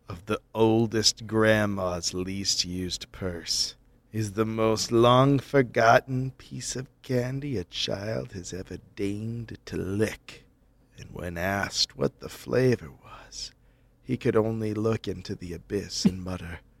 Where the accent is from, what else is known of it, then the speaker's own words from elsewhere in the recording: Epping, East of England, United Kingdom; I grew up in Epping, one of the locations in the Haunted Forest episode.